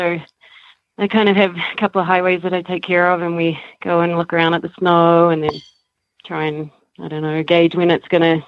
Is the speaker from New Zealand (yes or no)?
yes; New Zealand; moved away as an adult; also born or lived in Canada; now in Colorado, United States; I'm from New Zealand